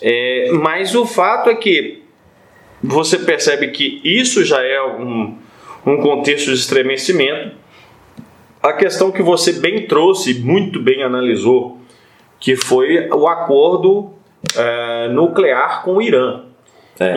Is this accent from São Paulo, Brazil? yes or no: no; Minas Gerais, Brazil; nós mineiros